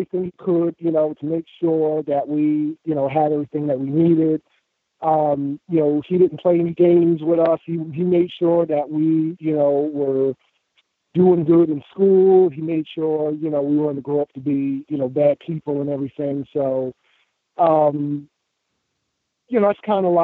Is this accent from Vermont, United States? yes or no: no; Amityville, New York, United States; also born or lived in South Carolina; now in Columbia, South Carolina, United States; I'm from Amityville, Long Island